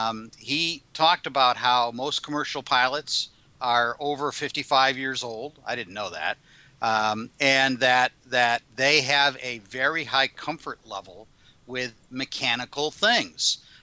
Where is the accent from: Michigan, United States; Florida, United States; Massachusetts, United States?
Michigan, United States; I remember I'm from Michigan originally, and I lived in the Detroit area.